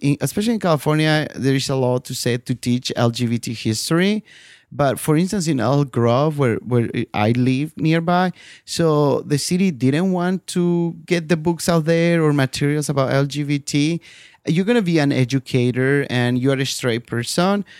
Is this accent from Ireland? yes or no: no; Bolivia; moved away; my home country, Bolivia